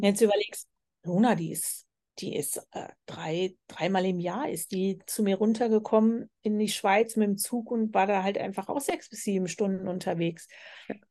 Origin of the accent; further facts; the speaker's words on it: Germany; moved away; bin ich auch aus Deutschland so gewöhnt gewesen.